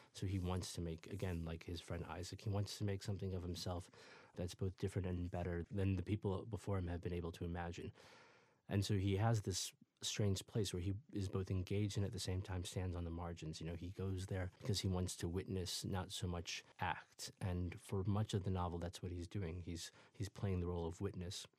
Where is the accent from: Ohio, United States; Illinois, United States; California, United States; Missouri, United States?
Illinois, United States; Peoria, suburbs of Chicago; also born or lived in Ethiopia; I grew up first in Peoria, Illinois, after my family left Ethiopia, and then in the suburbs of Chicago